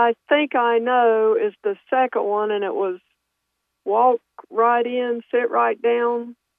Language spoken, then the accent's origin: English; near Pinehurst, North Carolina, United States; now in Raleigh, United States; Oh, I am not originally from Raleigh. I'm originally from down near Pinehurst.